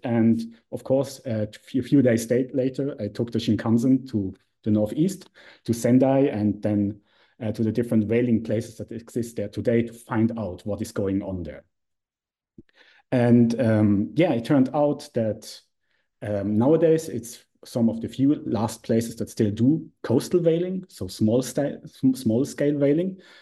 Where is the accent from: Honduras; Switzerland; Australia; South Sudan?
Switzerland; I'm from Switzerland, so I studied history and Japanese studies at the University of Zurich